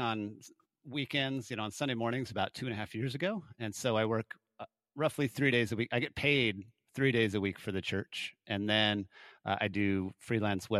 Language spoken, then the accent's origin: English; Longmont, Colorado, United States; also born or lived in Hygiene, Colorado; now in Austin, United States; I grew up in Longmont, which is like an hour north of Denver